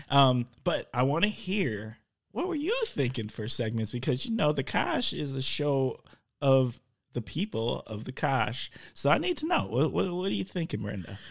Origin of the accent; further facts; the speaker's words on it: Milwaukee, Wisconsin, United States; now in Oshkosh, United States; I'm from Milwaukee